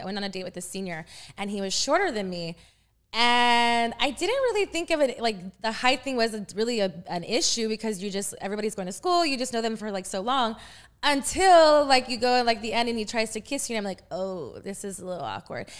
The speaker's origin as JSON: {"language": "English", "region": "Texas", "country": "United States", "moved": "as an adult", "lives_now": "Los Angeles, United States", "said": "I'm from Texas"}